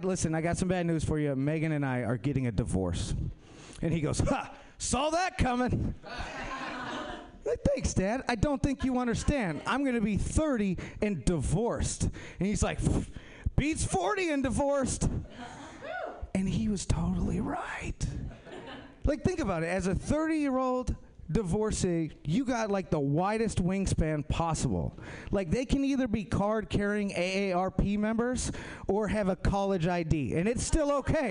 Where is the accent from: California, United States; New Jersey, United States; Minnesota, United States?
Minnesota, United States; moved away; I'm from Minnesota